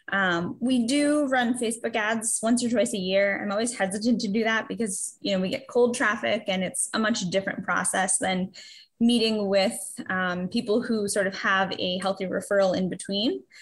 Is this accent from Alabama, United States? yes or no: no; Massachusetts, United States; moved away as an adult; also born or lived in New Hampshire; I'm from Massachusetts, but I moved up to New Hampshire a few years ago to go back to school